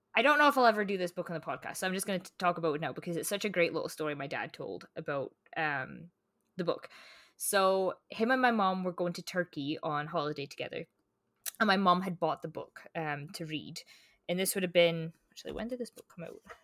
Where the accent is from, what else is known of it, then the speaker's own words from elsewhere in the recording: Scotland, United Kingdom; growing up in Scotland